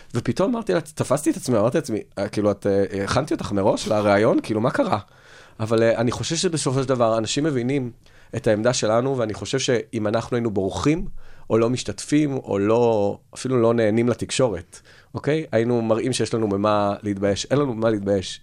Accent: Tel Aviv, Tel Aviv District, Israel; אני תל אביבי, אבל מירושלים

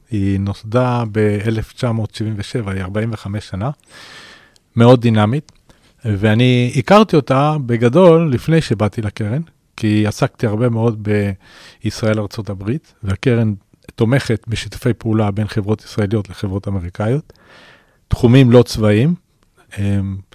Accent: Chile; first language Spanish; Hebrew is a second language; now in Israel; אני אגב לא נולדתי בארץ, אני ילד צ'ילה. עליתי לארץ בש...

